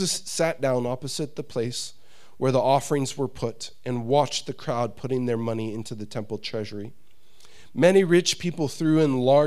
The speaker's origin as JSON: {"language": "English", "country": "United States", "said": "I'm an American"}